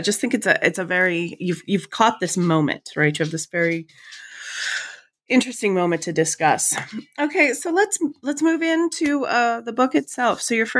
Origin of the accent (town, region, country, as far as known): United States